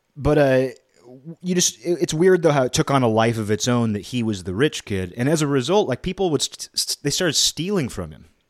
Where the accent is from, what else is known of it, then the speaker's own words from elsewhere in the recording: Kirkland, Washington, United States; growing up in a middle class environment, you know, I would say my hometown of Kirkland, it was a middle class town for generations.